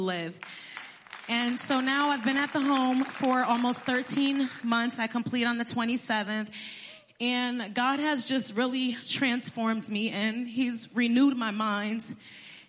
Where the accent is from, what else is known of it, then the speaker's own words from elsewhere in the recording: Passaic, New Jersey, United States; I was born in Passaic, New Jersey. I was raised by my mom and my stepdad.